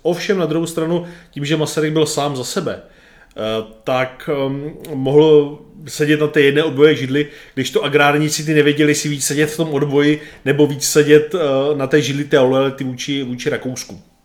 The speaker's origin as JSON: {"language": "Czech", "country": "Czechia", "said": "Tady u nás v Čechách"}